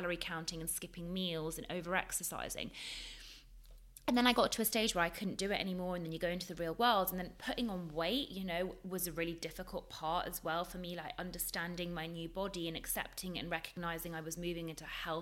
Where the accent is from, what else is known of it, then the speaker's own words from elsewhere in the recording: London, United Kingdom; also born or lived in Leeds; I grew up in London. I grew up in a very multicultural society in London